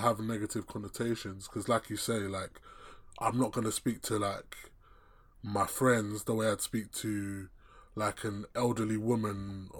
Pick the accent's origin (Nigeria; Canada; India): Nigeria; being a person of colour, me specifically being Nigerian or Nigerian origin, I guess you could say that, you know, there's some aspects to those two cultures that clash.